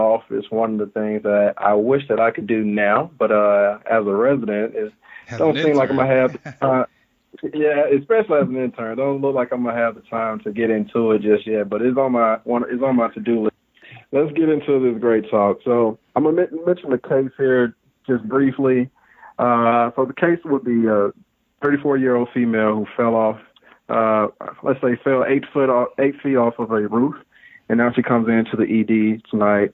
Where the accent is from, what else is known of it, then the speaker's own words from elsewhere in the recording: Birmingham, Alabama, United States; I'm from Birmingham myself, Birmingham, Alabama